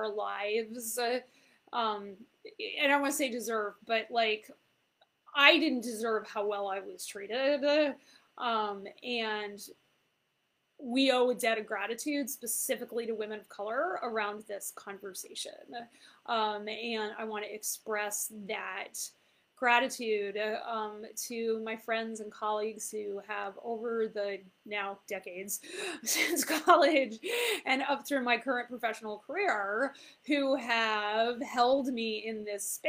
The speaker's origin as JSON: {"language": "English", "area": "Fairfield County", "region": "Connecticut", "country": "United States", "tie": "born or raised there", "also_born_or_lived": "Mexico", "said": "I was raised in Fairfield County, Connecticut"}